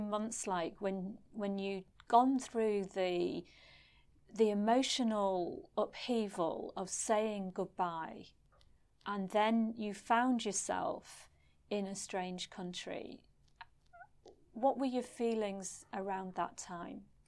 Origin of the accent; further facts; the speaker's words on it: Stretford, North West England, United Kingdom; moved away as an adult; now in Singapore; I'm from Stretford in Manchester, and never in my life did I expect to be propelled halfway across the world and end up living in Singapore.